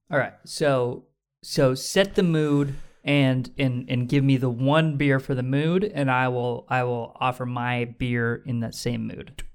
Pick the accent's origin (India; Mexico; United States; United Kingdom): United States; we're American.